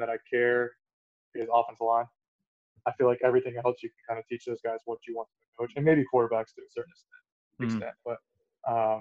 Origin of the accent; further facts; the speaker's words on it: Suncoast, Florida, United States; it was in my hometown